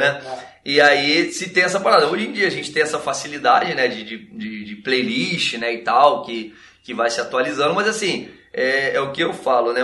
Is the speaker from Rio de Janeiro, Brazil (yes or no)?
yes; Nova Iguaçu, Rio de Janeiro, Brazil; a gente é daqui de Nova Iguaçu, Baixada Fluminense.